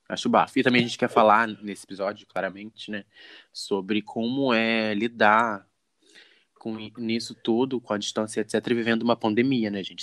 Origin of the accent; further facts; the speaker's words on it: Rio de Janeiro, Brazil; eu sou do Rio de Janeiro